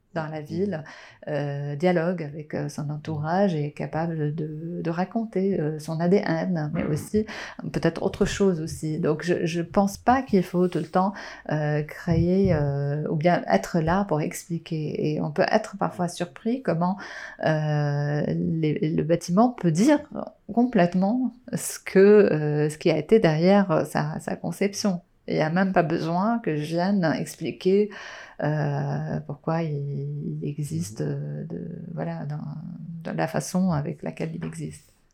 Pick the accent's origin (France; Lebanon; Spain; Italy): Lebanon; Beirut, Beirut Governorate; j'ai grandi à Beyrouth